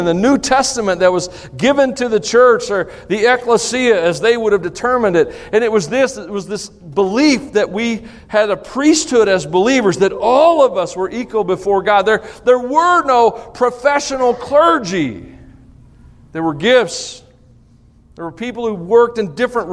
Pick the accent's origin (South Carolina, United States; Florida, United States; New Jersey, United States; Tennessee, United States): Tennessee, United States; I'm from Tennessee